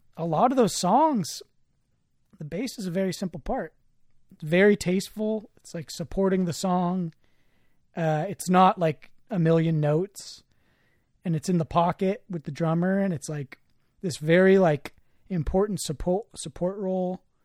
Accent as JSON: {"language": "English", "area": "the Bay Area", "region": "California", "country": "United States", "tie": "born or raised there", "said": "growing up in the Bay and growing up around, like, so many, like, incredible, talented musicians"}